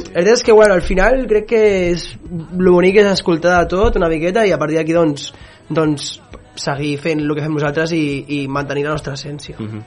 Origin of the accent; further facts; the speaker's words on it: Sabadell, Catalonia, Spain; jo sóc de Sabadell